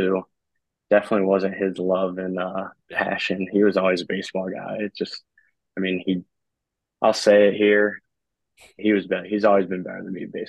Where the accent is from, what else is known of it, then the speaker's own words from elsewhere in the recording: Raleigh, North Carolina, United States; born and raised in Raleigh, North Carolina. I actually live here now, post college